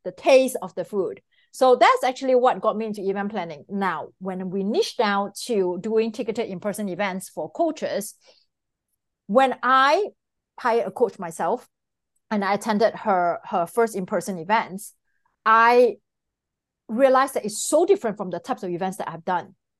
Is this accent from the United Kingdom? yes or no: no; Singapore; moved away as an adult; now in Miami, United States; I'm originally from Singapore. So I came to the United States prominently in two thousand and four